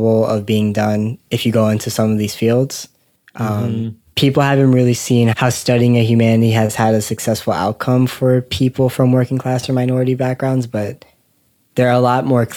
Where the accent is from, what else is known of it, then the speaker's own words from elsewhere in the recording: Maryland, United States; I was born in 1997 in Maryland, born and raised here